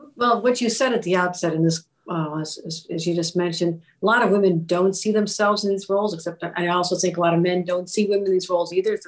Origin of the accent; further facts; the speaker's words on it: Buffalo, New York, United States; I'm from Buffalo